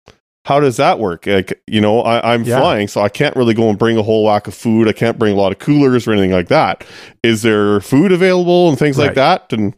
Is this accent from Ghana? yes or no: no; Canada; I'm from Canada. I live in Canada.